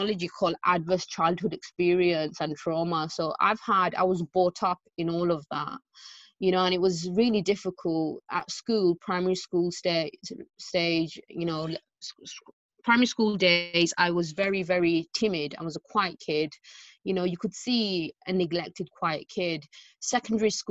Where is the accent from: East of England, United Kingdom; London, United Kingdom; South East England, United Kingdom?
London, United Kingdom; It was East London, so I was raised in East London.